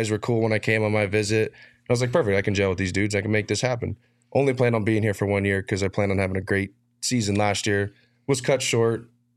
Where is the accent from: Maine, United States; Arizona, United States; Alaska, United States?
Arizona, United States; moved away as an adult; also born or lived in Iowa; I grew up here, man. I'm from Arizona.